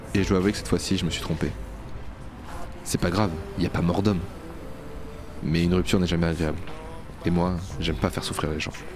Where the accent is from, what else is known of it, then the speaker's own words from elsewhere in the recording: Bordeaux, Nouvelle-Aquitaine, France; je suis bordelais, je dis gavé